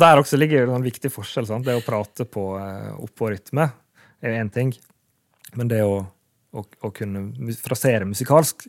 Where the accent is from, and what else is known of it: Sunnmøre, Møre og Romsdal, Norway; accent: Sunnmøre dialect